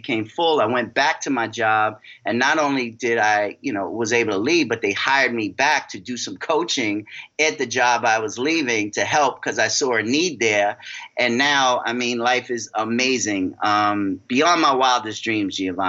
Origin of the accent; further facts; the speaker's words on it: New York, United States; I'm from New York